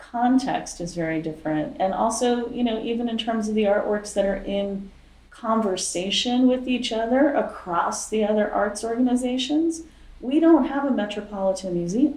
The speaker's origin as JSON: {"language": "English", "region": "South Florida", "country": "United States", "tie": "born or raised there", "also_born_or_lived": "Washington, D.C.", "moved": "as an adult", "said": "I grew up in South Florida."}